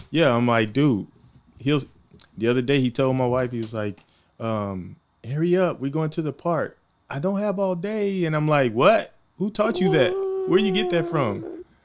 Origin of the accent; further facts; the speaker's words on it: Houston, Texas, United States; also born or lived in Monroe, Louisiana; now in Oceanside, United States; I'm from Houston, originally from Houston, Texas. I was born there.